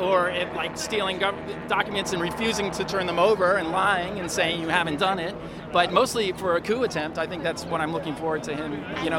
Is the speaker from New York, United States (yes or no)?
yes; New York City, New York, United States; I'm from Brooklyn.